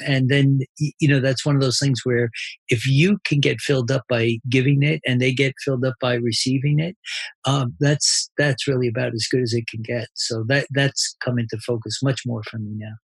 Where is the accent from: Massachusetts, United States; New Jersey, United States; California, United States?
New Jersey, United States; I'm from New Jersey